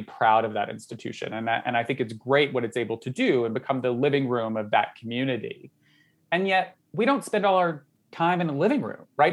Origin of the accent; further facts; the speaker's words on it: Southern Georgia, United States; moved away; I grew up in Southern Georgia.